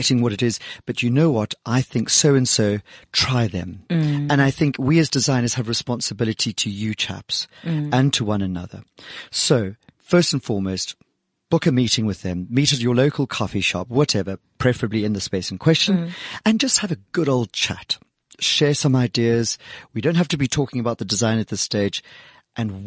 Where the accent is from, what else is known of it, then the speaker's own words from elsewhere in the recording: South Africa; our award-winning status as South African designers